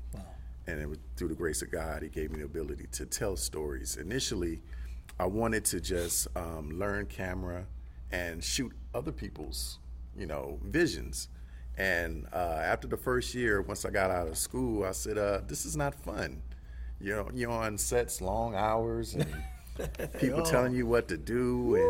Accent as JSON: {"language": "English", "town": "Los Angeles", "region": "California", "country": "United States", "tie": "born or raised there", "said": "Well, I'm born and raised in Los Angeles, California. Not too many people can say that."}